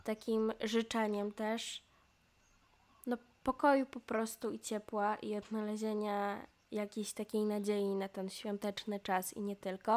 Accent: Poland; moved away as an adult; now in Portugal; ja jestem z Polski

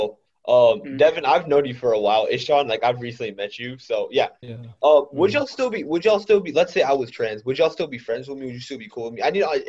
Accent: India; is coming from an Indian, by the way. I said that as an Indian

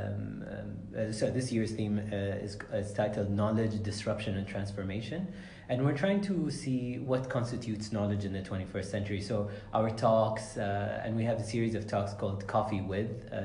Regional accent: Sharjah, United Arab Emirates; growing up in this building, there was a toy store called Wonder World

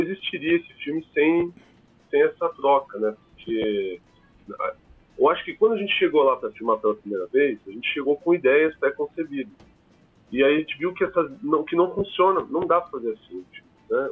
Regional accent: Curitiba, Paraná, Brazil; o pessoal de Curitiba, principalmente, que é a, a, o de onde eu venho

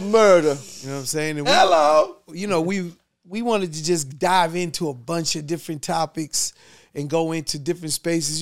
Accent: New York City, New York, United States; We're from Queens

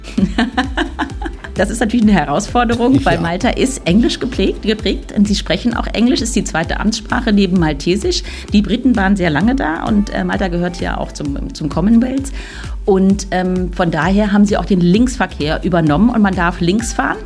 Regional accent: Germany; als Deutscher

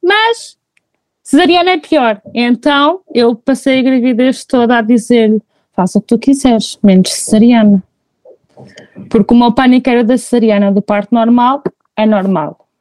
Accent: Figueira da Foz, Centro, Portugal; sou da Figueira da Foz

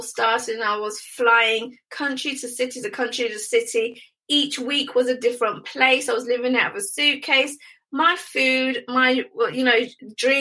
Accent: United Kingdom; I'm a Brit, they loved my accent

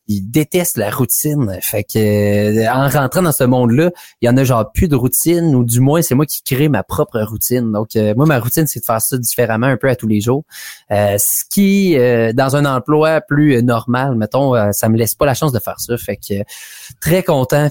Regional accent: Hammond, Ontario, Canada; je viens de l'Est ontarien, donc ça se passe à Hammond, un peu exactement dans mon hood de jeunesse

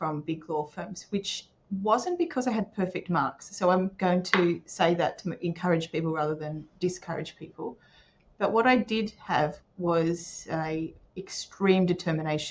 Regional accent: Port Macquarie, New South Wales, Australia; also born or lived in Newcastle / Sydney; I grew up in Port Macquarie, so that's where a lot of us went to uni

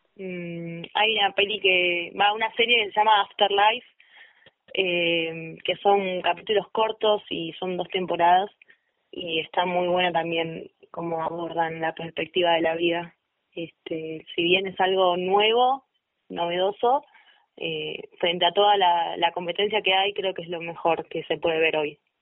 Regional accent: Vicente López, Buenos Aires Province, Argentina; moved away as an adult; now in San Carlos de Bariloche, Argentina; yo nací en la provincia de Buenos Aires, en Vicente López, y hace un año y muy poquitos meses me vine a vivir a San Carlos de Bailoche, Río Negro.

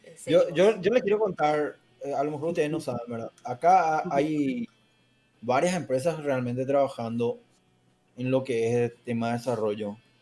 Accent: Paraguay; yo soy de Paraguay

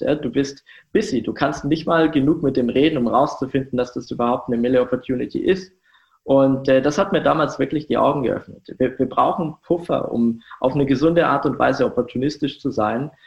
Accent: Germany; Ich komme aus einem sehr, sehr kleinen Dorf ähm, so um die 1000 Einwohner

